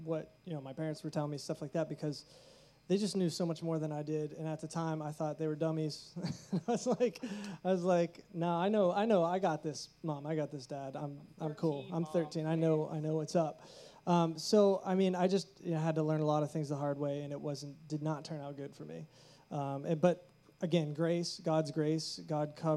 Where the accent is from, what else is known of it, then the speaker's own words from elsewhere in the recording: Pittsburgh, Pennsylvania, United States; we're from Pittsburgh, so we're pretty local